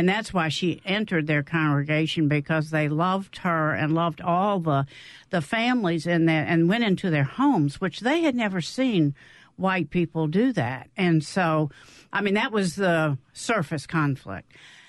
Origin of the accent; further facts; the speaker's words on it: Canton, Mississippi, United States; I'm from Canton. I attended Holy Child Jesus, and so that was the Black Catholic Church.